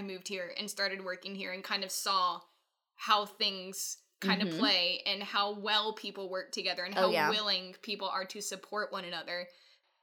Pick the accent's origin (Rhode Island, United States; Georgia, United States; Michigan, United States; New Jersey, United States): Georgia, United States; Atlanta; now in Chattanooga, United States; I grew up in Atlanta